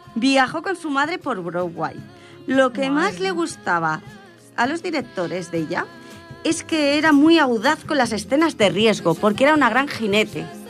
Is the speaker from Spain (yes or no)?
yes; Cerdanyola del Vallès, Catalonia, Spain; soy de Sardañola